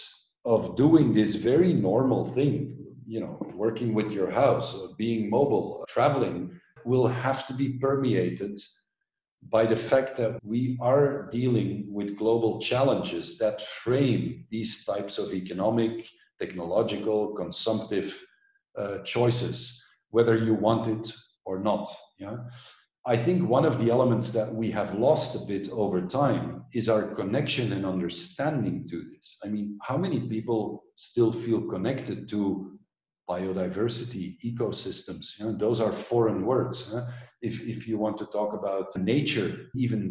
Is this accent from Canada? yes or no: no; Belgium; moved away as an adult; also born or lived in Orange County, California, United States; I grew up in Belgium, densely populated.